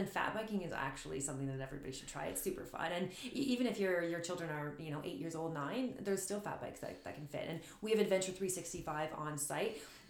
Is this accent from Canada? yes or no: yes; Sarnia, Ontario, Canada; now in Sudbury, Canada; I'm from Sarnia, Ontario, so I'm not from Sudbury.